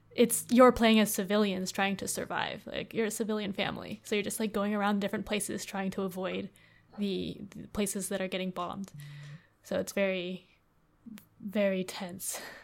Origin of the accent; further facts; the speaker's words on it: United States; growing up in America